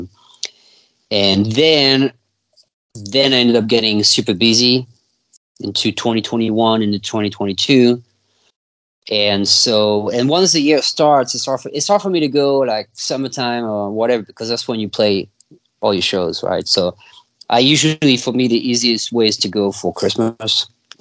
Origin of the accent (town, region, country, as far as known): France; born or raised there; also born or lived in California / Mississippi; now in Texas, United States